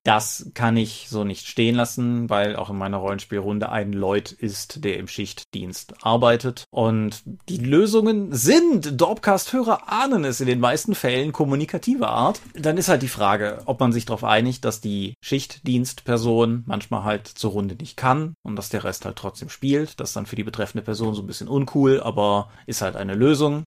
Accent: Rhineland, Germany; accent: Rhineland; wir sind Rheinländer

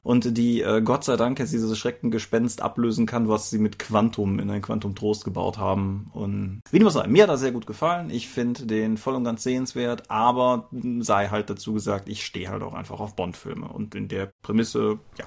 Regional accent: Eifel, Germany; moved away; ich bin in der Eifel groß geworden, bin immer noch häufig da wegen Freunden und Eltern

